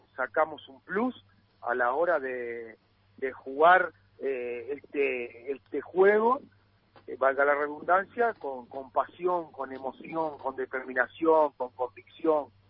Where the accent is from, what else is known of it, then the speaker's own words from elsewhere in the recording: Uruguay; now in Argentina; somos los uruguayos